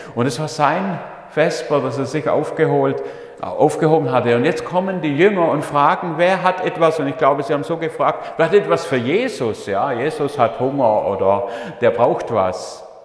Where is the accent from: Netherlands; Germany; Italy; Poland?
Germany; Leonberg, Baden-Württemberg; Ich bin ja in Leonberg aufgewachsen, also Geislingen war nur der Dienst dort, aber in Leonberg bei Stuttgart in einer Familie mit fünf Buben